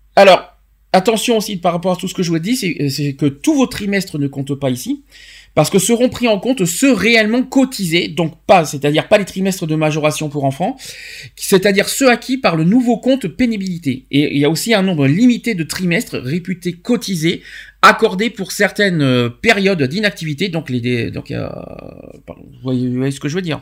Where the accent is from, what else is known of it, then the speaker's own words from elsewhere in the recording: France; chez nous en France